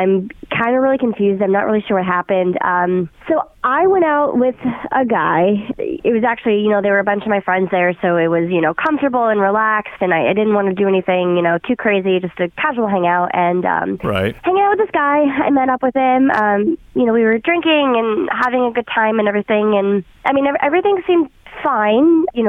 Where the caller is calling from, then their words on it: Kettering, Ohio, United States; I'm calling from Kettering.